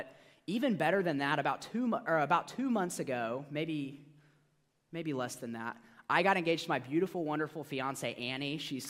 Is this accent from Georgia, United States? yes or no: yes; Georgia, United States; So I grew up in Georgia, so I consider myself kind of a Georgia boy at heart.